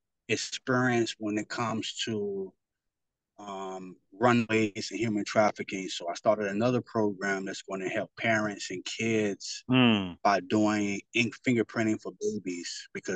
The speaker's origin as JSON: {"language": "English", "town": "Miami", "region": "Florida", "country": "United States", "said": "I'm from Miami, Florida"}